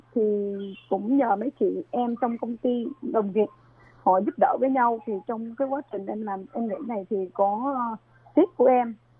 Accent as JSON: {"language": "Vietnamese", "region": "An Giang", "country": "Vietnam", "tie": "born or raised there", "moved": "as an adult", "lives_now": "Taichung, Taiwan", "said": "ở Việt Nam là em ở An Giang hiện tại em đang sinh sống ở Đài Trung"}